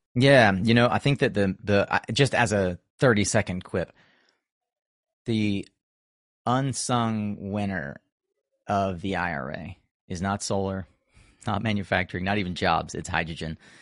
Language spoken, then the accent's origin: English; North Carolina, United States; my home state of North Carolina